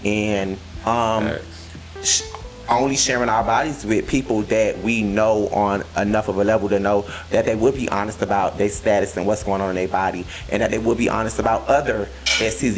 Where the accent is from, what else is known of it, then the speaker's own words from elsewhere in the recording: Florida, United States; I'm from Florida